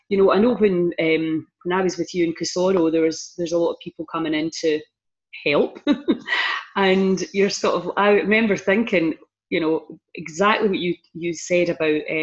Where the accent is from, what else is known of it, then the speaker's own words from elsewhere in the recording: Argyll, Scotland, United Kingdom; we're from Argyll and we have a big, strong community network still to this day